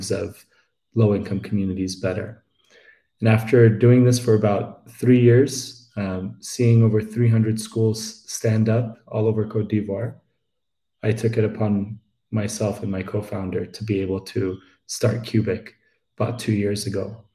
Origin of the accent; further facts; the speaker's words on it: Addis Ababa, Ethiopia; moved away as an adult; also born or lived in United States; I am Ethiopian. I grew up in the capital, Addis Ababa, and I moved to the US for my higher education